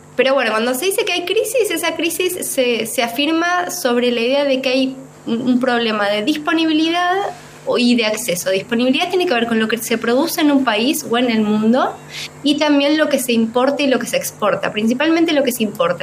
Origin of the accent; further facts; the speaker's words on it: Bariloche, Río Negro, Argentina; now in Córdoba, Argentina; no nací en Córdoba, soy del sur, soy de Bariloche